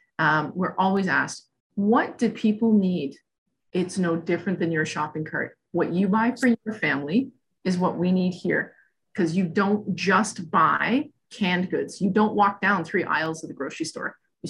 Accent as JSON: {"language": "English", "region": "Scotland", "country": "United Kingdom", "said": "I often say I could get hit by a bus tomorrow because I'm Scottish."}